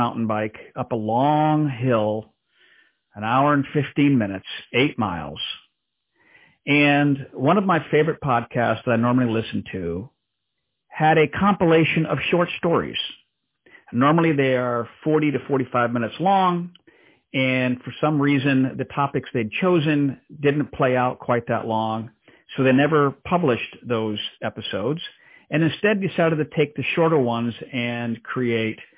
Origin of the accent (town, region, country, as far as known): DR Congo; born or raised there; moved away